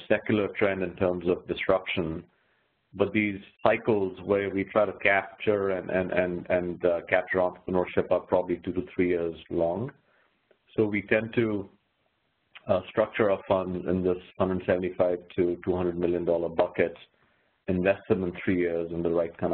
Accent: India; moved away as an adult; also born or lived in California; now in United States; I'm actually originally from India, as you can probably tell from my accent.

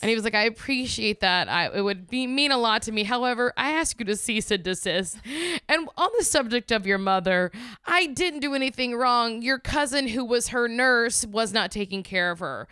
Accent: the South, United States; I'm, I'm from the South and I'm from a red state.

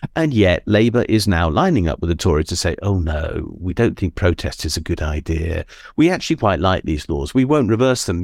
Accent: Suffolk, East of England, United Kingdom; I was born in Suffolk

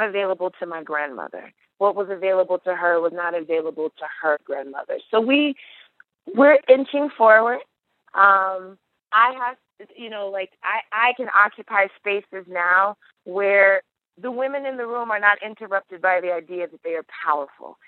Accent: United States; as an American girl, as an African American girl

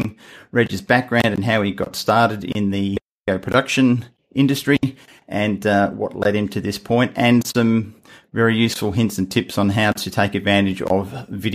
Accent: Hamilton, Scotland, United Kingdom; now in Perth, Australia; I was born in Hamilton, so I'm a Scotsman

